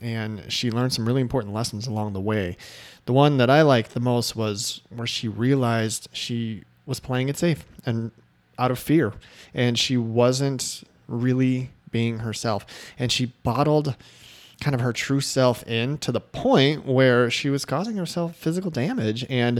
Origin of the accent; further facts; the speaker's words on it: Chicago, Illinois, United States; I'm from Chicago originally.